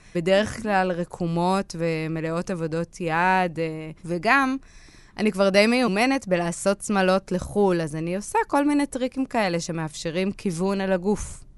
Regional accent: Northern District, Israel; כשהייתי בת 15, אני מצפון הארץ ואין הרבה מה לעשות שם

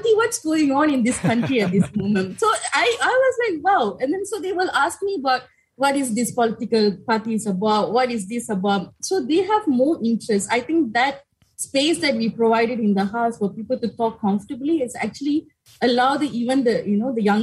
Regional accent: Malaysia; so my hometown is Podisen, so kind of very far away from the politics that happening in Kuala Lumpur

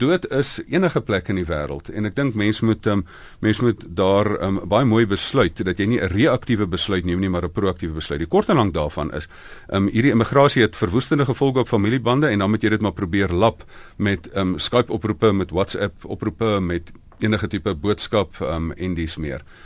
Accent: South Africa; ek is nou hierdie Suid-Afrikaner

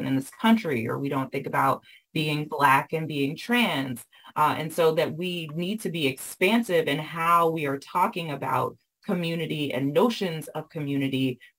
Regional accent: the South, United States; I was raised in the South and raised by folks who were raised with older people

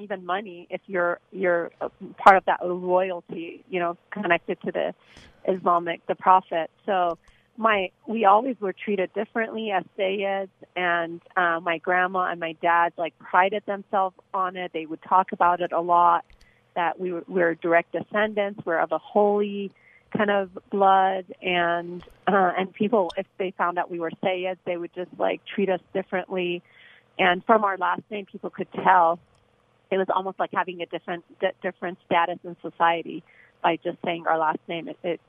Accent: Iran; Yep, I was born in Iran, raised in a very strong Muslim family.

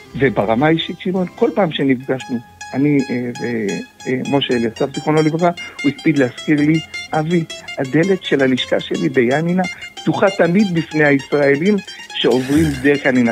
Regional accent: Israel; now in Greece; כישראלי ובכלל כיהודים שחיים ביוון

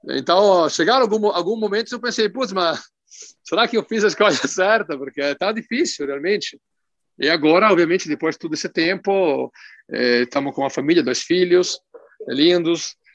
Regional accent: Italy; moved away as an adult; now in Porto Alegre, Brazil; Eu sou italiano, nasci na Itália.

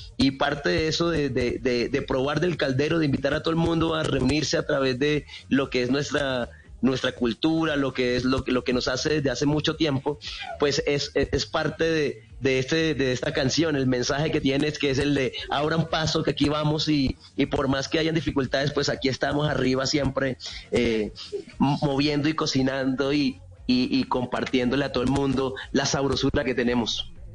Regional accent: Barrancabermeja, Santander, Colombia; moved away as an adult; now in Bogotá, Colombia; A los ocho años arranqué cantando músicas tradicionales de allá del Magdalena Medio. Yo soy de Barrancarmeja, Santander

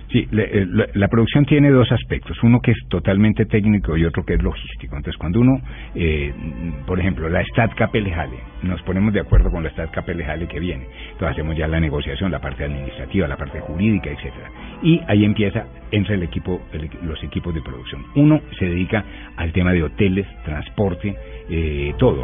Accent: Bogotá, Colombia; a los bogotanos

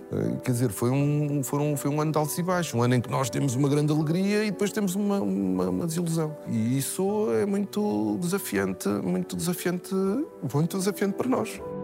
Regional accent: São João da Madeira, Aveiro District, Portugal; a história da minha terra

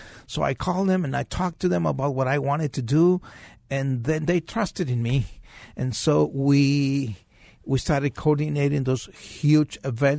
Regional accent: Los Angeles, California, United States; now in Arizona, United States; I've been here since 1995. Okay. I came from Los Angeles.

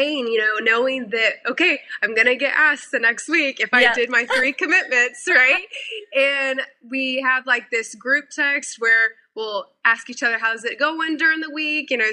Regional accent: Missouri, United States; moved away as an adult; also born or lived in South Carolina; now in North Carolina, United States; I moved my life from Missouri to South Carolina at 18 to go to school

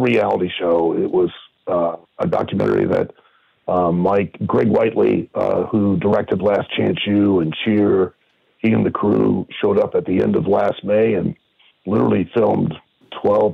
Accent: Lima, Ohio, United States; I was born and raised in Lima, Ohio, and I started wrestling when I was 18

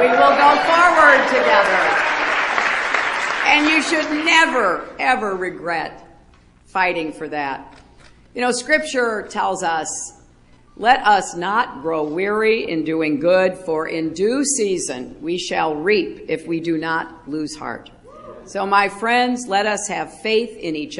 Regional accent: United States; I am an American

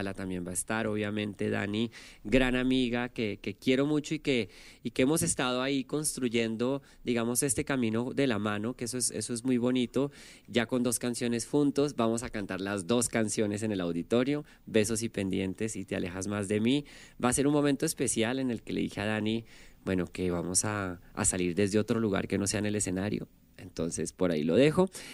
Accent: Colombia; moved away as an adult; now in Mexico; vengo de Colombia

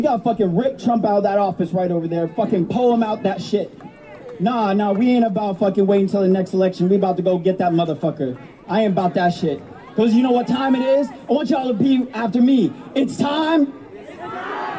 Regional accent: Salt Lake City, Utah, United States; I'm from Salt Lake City, Utah

